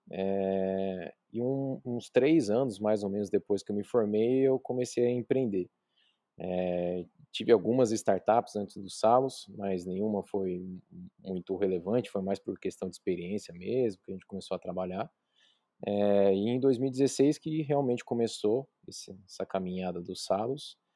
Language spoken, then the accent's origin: Portuguese; São Paulo, Brazil; now in Bauru, Brazil; eu vim de São Paulo morar em Bauru, então não tinha acesso a, a plano, nem nada particular